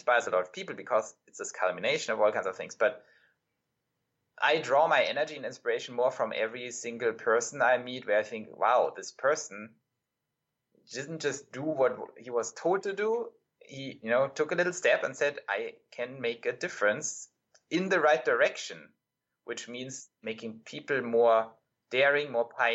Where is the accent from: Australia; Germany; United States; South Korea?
Germany; moved away; I'm European, right? So I grew up in Germany